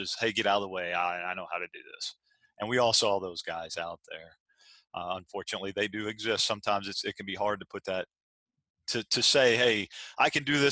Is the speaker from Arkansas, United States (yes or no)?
yes; Arkansas, United States; now in Virginia Beach, United States; I'm from Arkansas originally